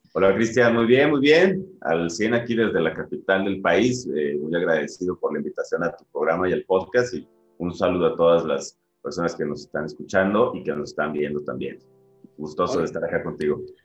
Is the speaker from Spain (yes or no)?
no; Guadalajara, Jalisco, Mexico; moved away as an adult; also born or lived in Ensenada, Baja California; now in Mexico City, Mexico; me formé en, Guadalajara